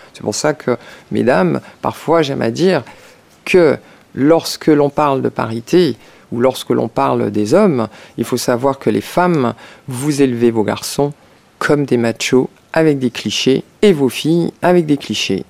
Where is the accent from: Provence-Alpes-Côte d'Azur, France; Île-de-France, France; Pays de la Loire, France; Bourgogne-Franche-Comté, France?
Île-de-France, France; Paris; Je suis née à Paris 14e